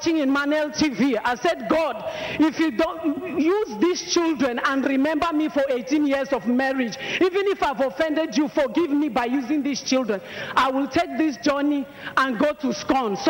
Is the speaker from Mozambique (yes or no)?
yes; Mozambique; now in South Africa; I'm originally from Mozambique, but I live in South Africa.